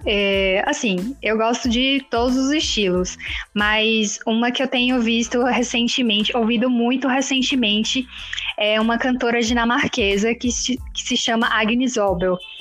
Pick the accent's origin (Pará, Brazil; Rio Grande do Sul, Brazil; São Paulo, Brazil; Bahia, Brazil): Bahia, Brazil; Jequié; eu sou de Jiquié